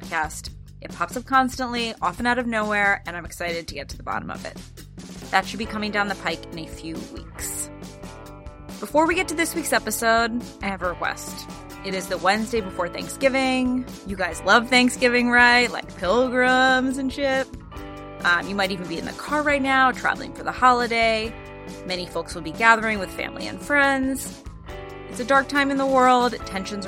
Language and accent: English; Philadelphia, Pennsylvania, United States; moved away as an adult; also born or lived in Boston area; now in Boston, United States; I moved with my family from Philadelphia, my hometown, to the Boston area.